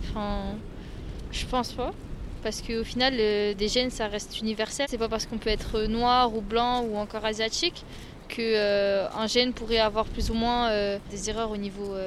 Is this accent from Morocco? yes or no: yes; Morocco; Je suis marocaine, mon mari d'origine française.